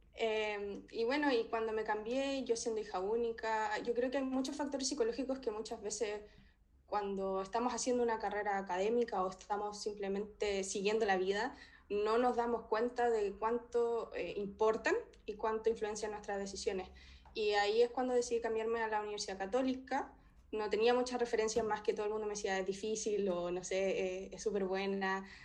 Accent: Talca, Maule, Chile; moved away as an adult; also born or lived in Santiago, Chile / Edinburgh, United Kingdom; now in Leeds, United Kingdom; Soy de Talca

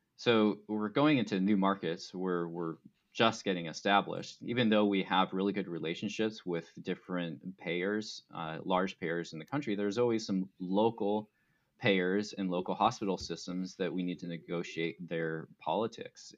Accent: Arizona, United States; I grew up in Arizona

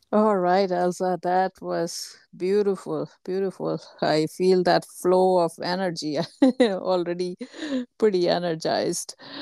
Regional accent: India; moved away; my home country, India

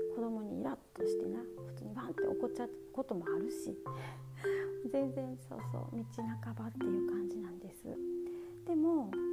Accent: Osaka, Japan; accent: Kansai; moved away as an adult; also born or lived in India / Thailand; 私はですね大阪生まれ大阪育ちです

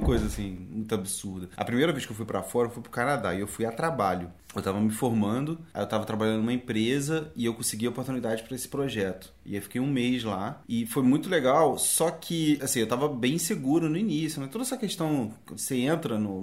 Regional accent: Brazil; eu morei minha vida toda no Brasil

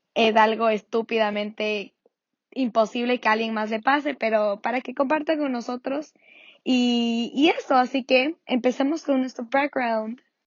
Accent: Ecuador; soy una mami ecuatoriana

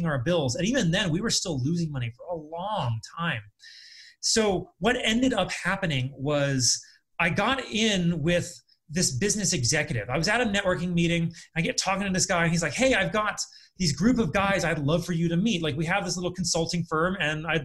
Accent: California, United States; moved away as an adult; also born or lived in Colorado / Akron, Ohio; now in Las Vegas, United States; I was from California. I lived in Colorado before

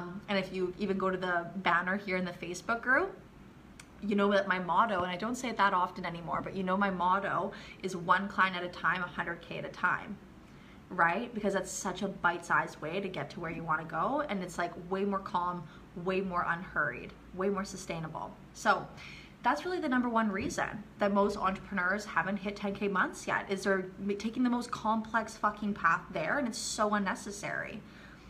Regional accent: Canada; moved away as an adult; now in Riviera Maya, Mexico; I'm from Canada, but I've been living in the Mayan Riviera running my businesses here for the last 4 or 5 years

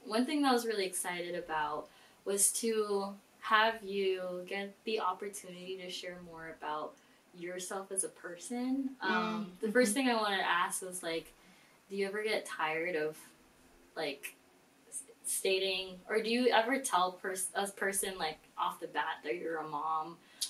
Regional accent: Philippines; And us being Filipino

